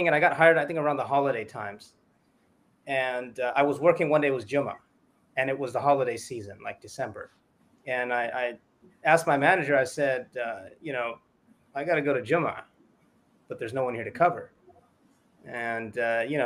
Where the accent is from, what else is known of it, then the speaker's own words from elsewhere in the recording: Southern California, United States; moved away as an adult; also born or lived in Toronto / Egypt / San Antonio, Texas; I grew up in Southern California, very large Latino population